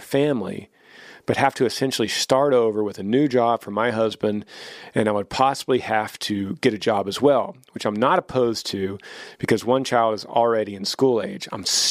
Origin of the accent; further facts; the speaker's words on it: Ohio, United States; moved away as an adult; now in South Carolina, United States; We're originally from Ohio. Funny that I misspoke Ohio earlier. And all of our family lives in Ohio still. We moved to South Carolina for a job opportunity for my husband almost 5 years ago now.